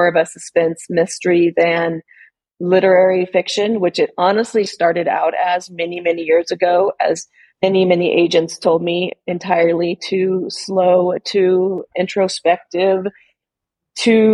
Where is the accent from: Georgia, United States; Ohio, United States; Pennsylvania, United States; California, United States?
California, United States; Sierra Nevada, Northern California mountains, United States; moved away; also born or lived in Oregon; where I grew up in the Northern California mountains, Sierra Nevada